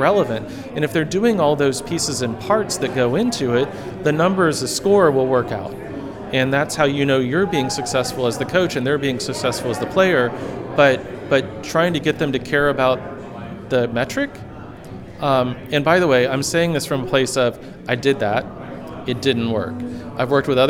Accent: Florida, United States; I grew up in Florida

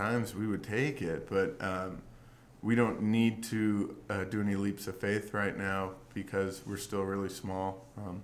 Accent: Phoenix, Arizona, United States; I'm from Phoenix, got a lot of friends here. There was no craft beer culture growing up.

